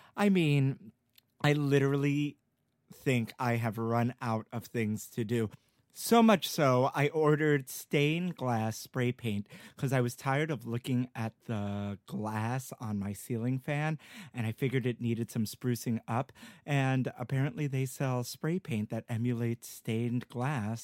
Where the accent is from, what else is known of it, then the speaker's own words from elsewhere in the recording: New York, United States; I grew up in New York all my life